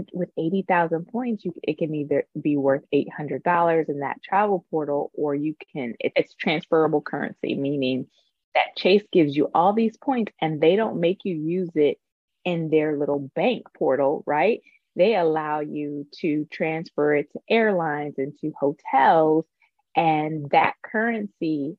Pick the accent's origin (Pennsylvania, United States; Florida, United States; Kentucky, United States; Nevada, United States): Florida, United States; Tampa; moved away as an adult; also born or lived in Atlanta, Georgia / New York; now in Los Angeles, United States; I'm originally from Tampa, Florida